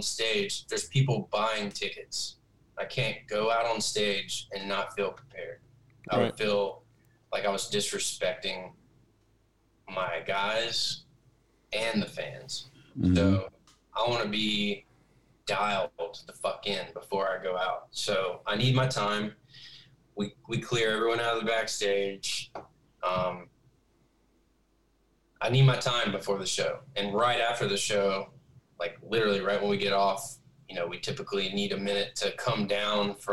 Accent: the South, United States; I'm from the South where you walk into a gas station, you're going to have like a conversation with somebody you don't know

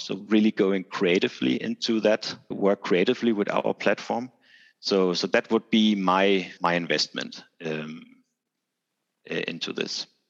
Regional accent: Denmark; I'm hailing from Denmark

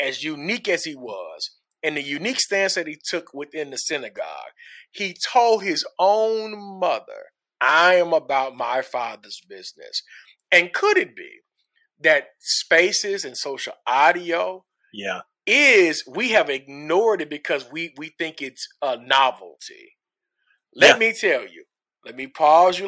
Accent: Little Rock, Arkansas, United States; I'm from Little Rock, Arkansas

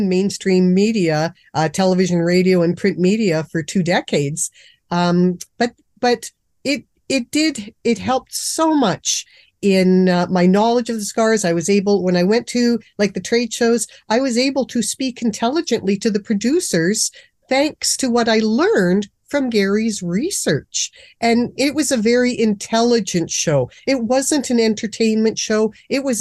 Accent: Canada; I'm a Canadian

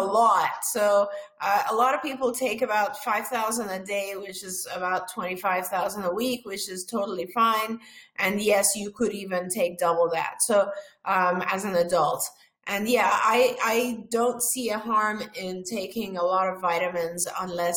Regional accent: Iran; moved away; I'm originally from Iran.

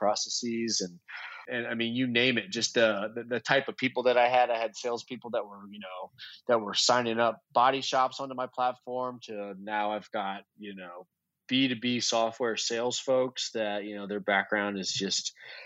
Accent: Kentucky, United States; I'm from Kentucky

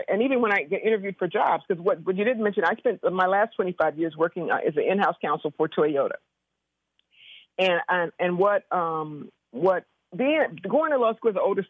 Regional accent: Compton, California, United States; And I grew up in Compton. I'm a product of the Compton school system.

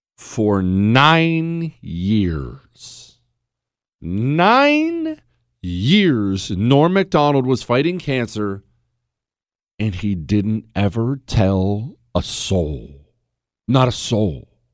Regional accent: United States; As an American

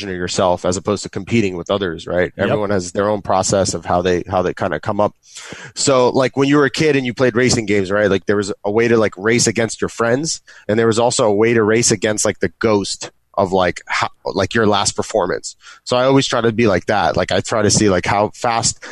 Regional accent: New York City, New York, United States; I'm from New York City

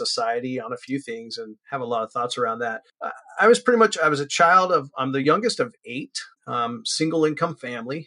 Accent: San Francisco Bay Area, California, United States; I'm from California, born and raised here

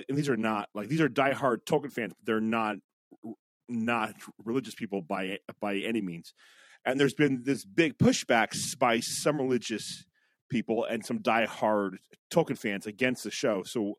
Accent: United Kingdom; And I'm British, so you know that I am emotionally distant.

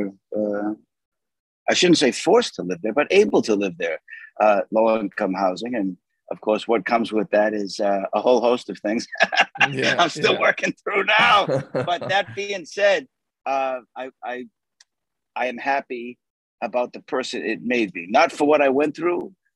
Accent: Boston, Massachusetts, United States; moved away; also born or lived in Arizona; I'm from South Boston

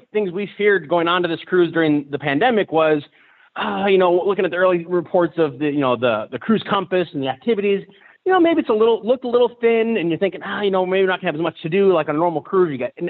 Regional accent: Las Vegas, Nevada, United States; also born or lived in Reno; I grew up in Vegas.

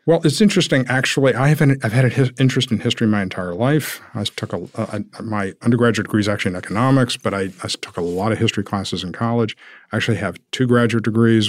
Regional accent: Savannah, Georgia, United States; moved away as an adult; now in Atlanta, United States; I grew up in Savannah

